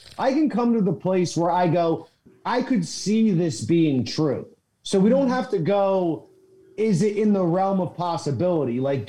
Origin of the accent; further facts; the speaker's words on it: Pennsylvania, United States; I want to go to Pennsylvania because that's my home state.